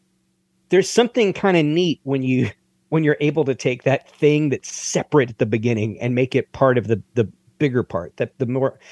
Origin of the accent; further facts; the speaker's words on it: Middle Tennessee, United States; As a kid growing up in Middle Tennessee